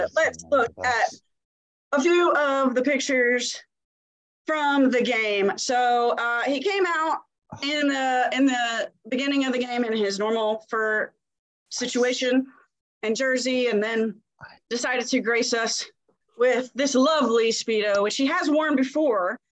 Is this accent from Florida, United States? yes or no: yes; Jacksonville, Florida, United States; born there; I was born in Jacksonville, Florida.